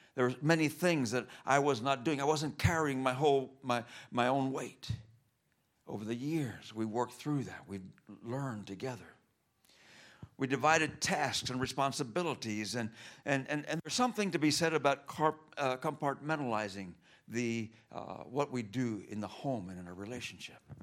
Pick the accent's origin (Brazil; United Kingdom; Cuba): Cuba; moved away; I grew up in Cuba